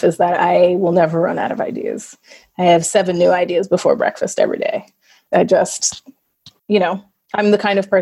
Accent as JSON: {"language": "English", "town": "New York City", "region": "New York", "country": "United States", "tie": "born or raised there", "said": "I grew up in New York City"}